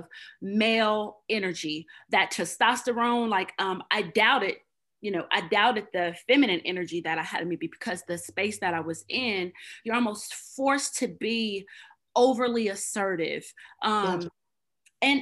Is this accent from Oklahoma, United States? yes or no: yes; Oklahoma, United States; moved away as an adult; also born or lived in Hawaii; We are both from Oklahoma